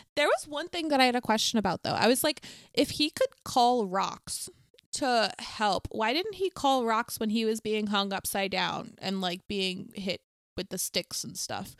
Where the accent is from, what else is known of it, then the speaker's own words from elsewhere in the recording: Bowie, Maryland, United States; I'm from Bowie